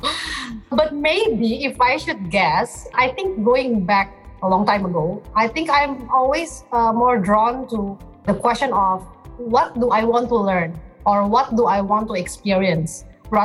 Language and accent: English; Jakarta, Indonesia; from Jakarta, Indonesia.